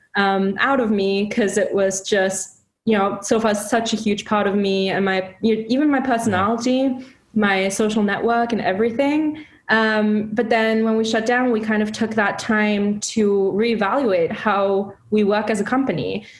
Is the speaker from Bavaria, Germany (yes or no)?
no; Hamburg, Germany; moved away as an adult; also born or lived in London, United Kingdom / Chicago, United States; now in Seattle, United States; Hamburg, my hometown